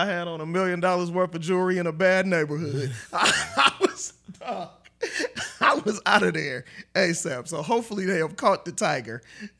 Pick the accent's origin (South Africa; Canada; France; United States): United States; Oakland, California; Growing up in East Oakland, you know, I didn't know that I'd be a writer at all.